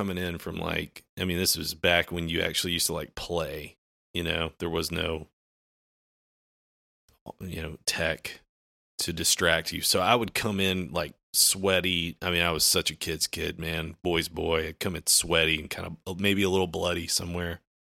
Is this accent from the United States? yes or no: yes; the South, United States; Yeah, I grew up in the South.